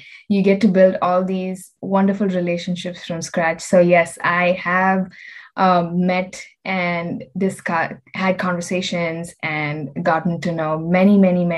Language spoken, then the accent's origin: English; Chennai, Tamil Nadu, India; moved away as an adult; now in Delaware, United States; I'm originally from India, from a city called Chennai. So I'm a city girl. I grew up there